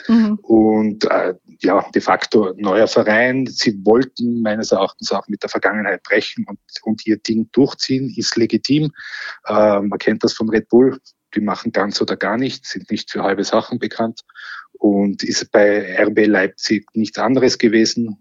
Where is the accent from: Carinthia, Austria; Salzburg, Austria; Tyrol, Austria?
Tyrol, Austria; Innsbruck; als Innsbrucker